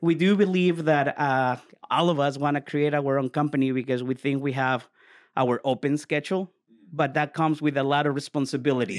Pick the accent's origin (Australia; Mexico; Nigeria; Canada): Mexico; moved away; born and raised in Mexico.